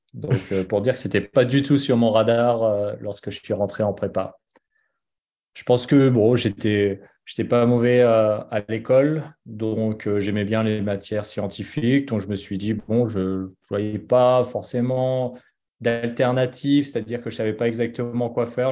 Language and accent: French; Annecy, Auvergne-Rhône-Alpes, France; moved away as an adult; also born or lived in Boston, United States; j'ai grandi à Annecy. Alors, je suis pas né à Annecy, mais j'ai grandi à Annecy